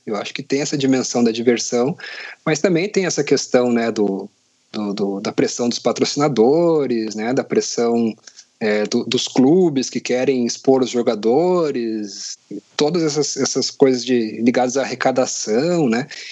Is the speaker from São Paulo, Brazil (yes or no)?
no; Curitiba, Paraná, Brazil; Sou de, de Curitiba, como você falou, sou coxa branca